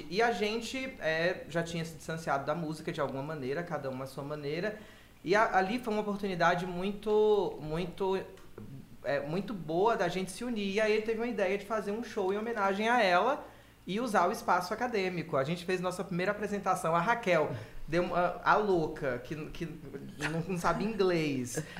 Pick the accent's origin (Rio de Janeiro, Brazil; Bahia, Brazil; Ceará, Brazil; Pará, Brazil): Bahia, Brazil; eu cresci na década de 90 na Bahia no fervo do axé, da axé music.